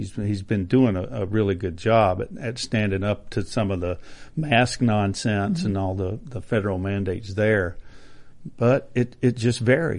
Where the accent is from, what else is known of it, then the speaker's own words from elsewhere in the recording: North Carolina, United States; North Carolina.